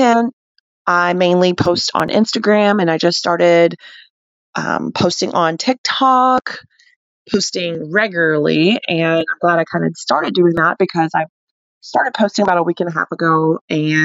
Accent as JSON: {"language": "English", "region": "Alabama", "country": "United States", "moved": "as an adult", "lives_now": "Colorado, United States", "said": "I'm from Alabama"}